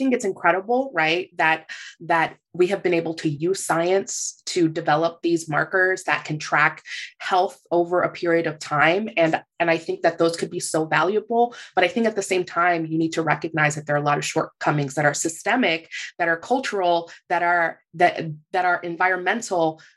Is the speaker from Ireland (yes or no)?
no; Puerto Rico; I'm from Puerto Rico